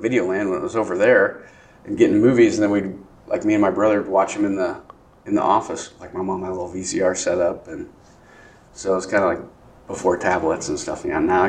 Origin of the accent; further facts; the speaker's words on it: Grinnell, Iowa, United States; Yeah, my parents, I was born in Iowa City, and then my parents had the opportunity to buy this restaurant off of my great uncle, Sam